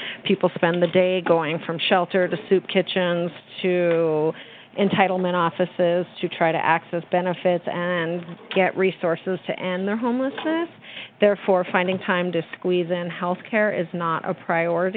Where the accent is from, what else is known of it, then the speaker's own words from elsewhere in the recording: New Mexico, United States; I am born and raised in New Mexico